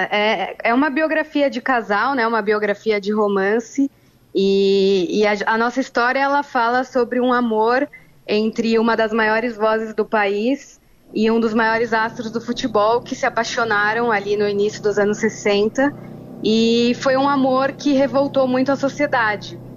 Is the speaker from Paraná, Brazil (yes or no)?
no; São Paulo, Brazil; now in Rio de Janeiro, Brazil; Eu sou de São Paulo, é, moro aqui no Rio há seis anos e a diferença sempre foi gritante, assim.